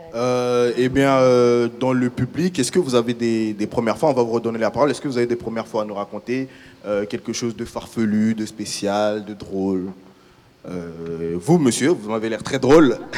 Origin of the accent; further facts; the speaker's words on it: Central African Republic; moved away; j'ai fait une partie de mon enfance en Centrafrique, euh, République centrafricaine